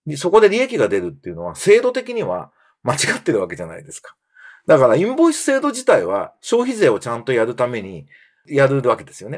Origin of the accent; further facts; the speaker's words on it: Japan; 僕も日本の漫画で育った日本人なんで